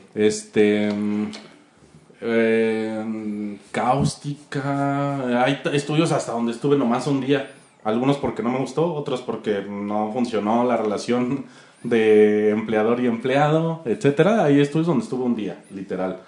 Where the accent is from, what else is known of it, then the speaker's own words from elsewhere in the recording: Atizapán de Zaragoza, State of Mexico, Mexico; moved away as an adult; now in Chihuahua, Mexico; Donde más aprendí al principio fue en el DF, obviamente, que es donde nací y crecí en Atizapán, Estado de México